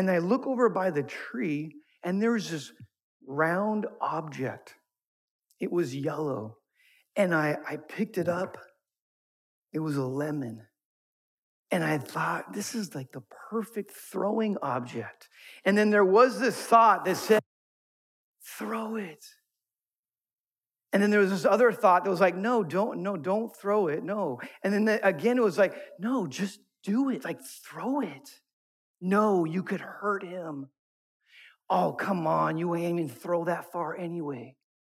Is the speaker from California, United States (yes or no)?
yes; Thousand Oaks, California, United States; I grew up in Thousand Oaks